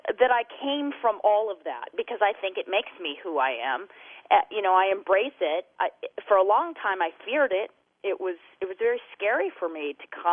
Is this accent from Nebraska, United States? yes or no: no; Idaho, United States; now in Southern California, United States; I grew up in Idaho, and it's beautiful there